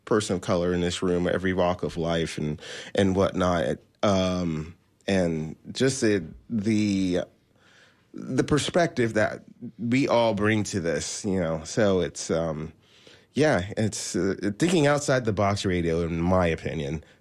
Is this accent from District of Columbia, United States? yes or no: yes; Washington, D.C., District of Columbia, United States; also born or lived in Maryland / Virginia / Orlando; now in Tampa, United States; after that, we moved to the Washington, D.C. area. And I consider that my hometown. Um, I lived in uh, Maryland and Virginia, uh, but it was all surrounding the Washington, D.C. area. And then uh, 2006, I moved to Florida.